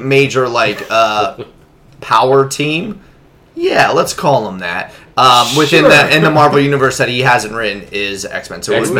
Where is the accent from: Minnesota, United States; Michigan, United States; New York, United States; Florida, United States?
Florida, United States; I'm from the South.